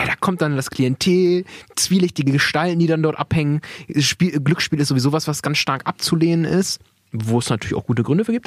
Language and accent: German; Weyhe, Lower Saxony, Germany; wir kommen ja aus Weil, wo Weil denn ist, dann sage ich, naja, ich bin eher gefühlter Bremer